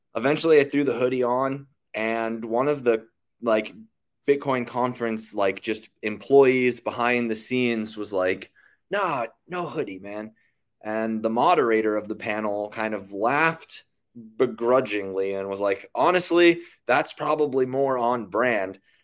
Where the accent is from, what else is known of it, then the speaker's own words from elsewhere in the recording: Western Pennsylvania, United States; moved away as an adult; now in Austin, United States; I grew up in Western Pennsylvania, left home at eighteen with the military.